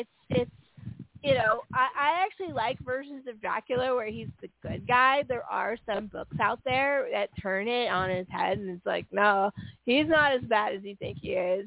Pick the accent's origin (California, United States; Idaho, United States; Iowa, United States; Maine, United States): California, United States; San Francisco Bay Area; I grew up in San Francisco Bay Area in in the 80s